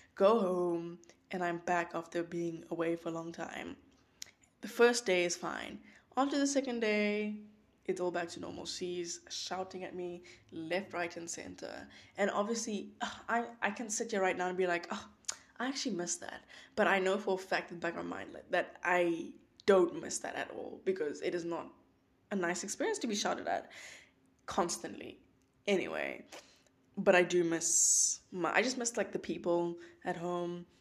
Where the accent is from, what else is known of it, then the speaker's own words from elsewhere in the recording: George, Western Cape, South Africa; moved away as an adult; now in North Carolina, United States; South Africa, that's where I was born, born and raised. That's my place. That's my home. Um, I'm from George.